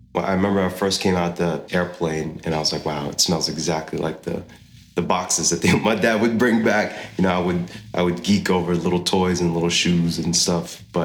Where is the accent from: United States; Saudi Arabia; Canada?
Saudi Arabia; And growing up in Saudi, seeing, you know, all the cultural things of community-based eating, going to the mosques to pray with my family.